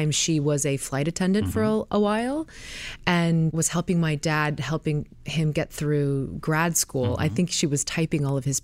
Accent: Connecticut, United States; I'm from Connecticut. Danbury.

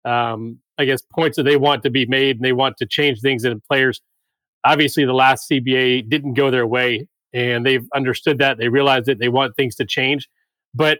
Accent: Atlanta, Georgia, United States; I'm in Atlanta. So I grew up in Atlanta, went to high school here, went to college here

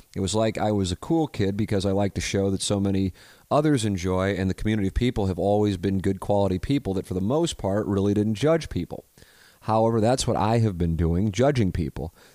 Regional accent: St. Louis, Missouri, United States; growing up in South Saint Louis, it isn't, uh, exactly, uh, diverse when it comes to religion

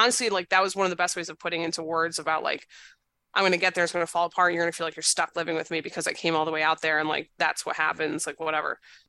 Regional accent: Maine, United States; I'm from Maine.

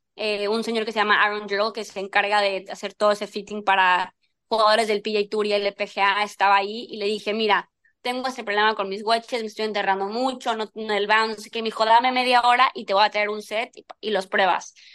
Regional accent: Mexico; siendo mexicana

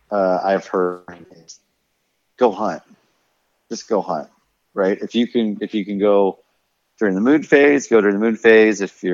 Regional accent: Paxton, Nebraska, United States; But I'm from Paxton.

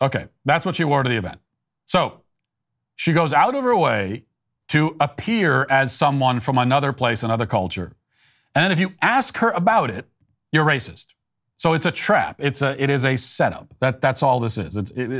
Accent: United Kingdom; Where are you from? Here, UK. No, but what nationality are you? I am born here. I am British.

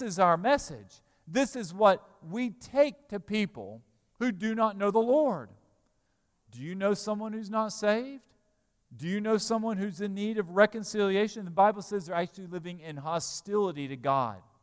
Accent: Alabama, United States; I'm an American citizen. I was born in Alabama

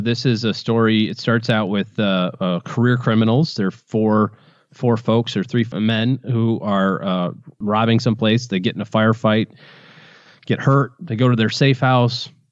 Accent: Michigan, United States; I'm from Michigan

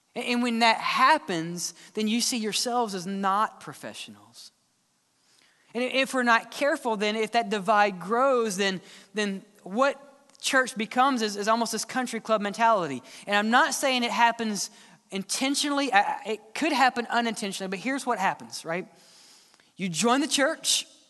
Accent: Mississippi, United States; now in Alabama, United States; I grew up in Mississippi, just a simple boy

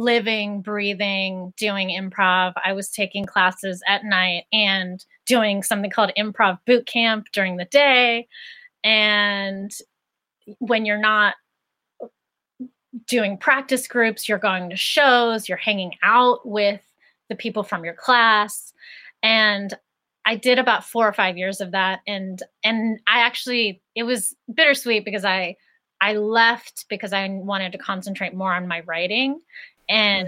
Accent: Greensburg, Pennsylvania, United States; I grew up in Greensburg, Pennsylvania, which is an hour outside of Pittsburgh.

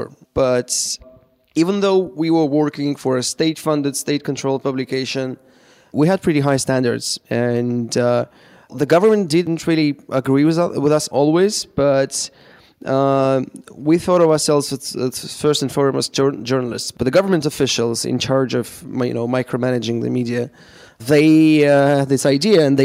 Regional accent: Moscow, Russia; I'm in Moscow right now, in my hometown

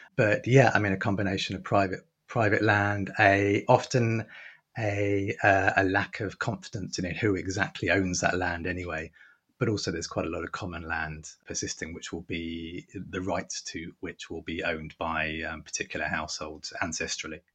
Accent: England, United Kingdom; I'm speaking as a, as an English man

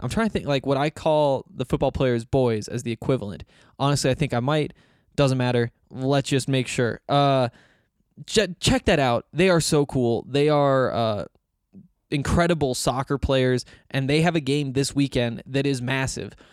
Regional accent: Montana, United States; moved away as an adult; now in Denver, United States; I moved away from Montana and stop going to school in Montana

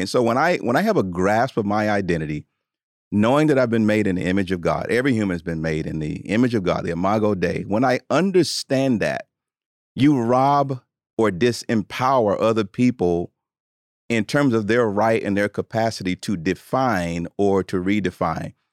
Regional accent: Tuscaloosa, Alabama, United States; I grew up in Tuscaloosa, Alabama, in the, in the South

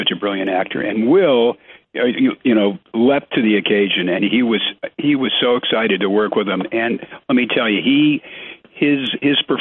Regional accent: Detroit, Michigan, United States; moved away as an adult; I grew up in Detroit during the Red Wings' golden years

